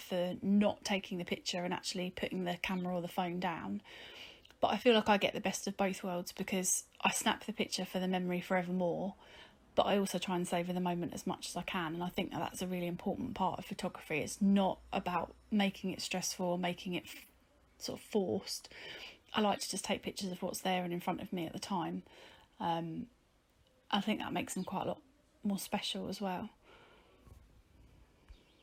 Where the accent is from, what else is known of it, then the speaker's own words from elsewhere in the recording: Whitstable, South East England, United Kingdom; I'm from Whitstable in Kent.